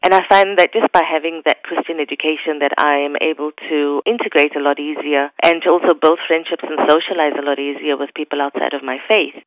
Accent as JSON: {"language": "English", "town": "Brisbane", "region": "Queensland", "country": "Australia", "tie": "born or raised there", "also_born_or_lived": "Johannesburg, South Africa"}